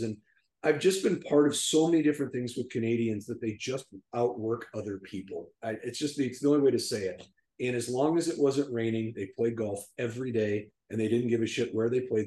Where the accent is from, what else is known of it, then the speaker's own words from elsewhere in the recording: Minneapolis, Minnesota, United States; moved away; I grew up uh, in Minneapolis, just south of Minneapolis